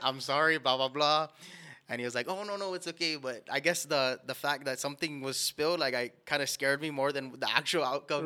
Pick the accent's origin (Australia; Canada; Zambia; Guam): Guam; Born and raised on the island of Guam